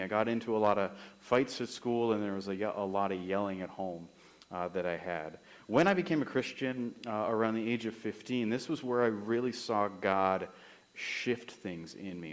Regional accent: Summerland, British Columbia, Canada; moved away as an adult; also born or lived in Regina, Saskatchewan / Kamloops / Moose Jaw, Saskatchewan / Estevan, Saskatchewan; I am from Summerland, is where I grew up.

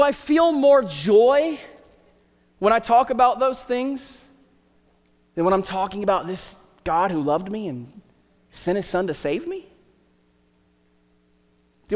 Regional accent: Southern Ohio, United States; moved away; also born or lived in Hillsboro, Ohio; I grew up in Southern Ohio

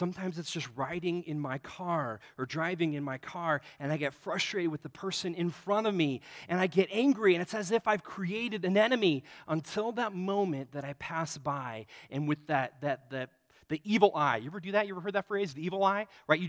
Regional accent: Nebraska, United States; Growing up in Nebraska, the team that I mean, growing up, like, the older years in Nebraska was against Oklahoma, but when it was my age, it was Nebraska versus Colorado.

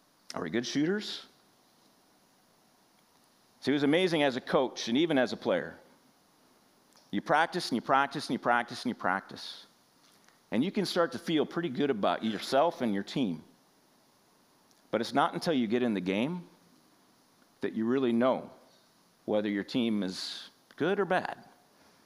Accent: Washington, United States; I'm from Washington State

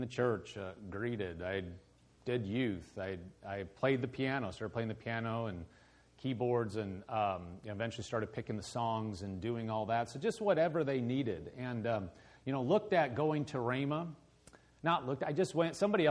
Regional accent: Omaha, Nebraska, United States; moved away as an adult; also born or lived in Lincoln, Nebraska / Oklahoma; now in Andover, United States; I'm born and raised in Omaha, Nebraska.

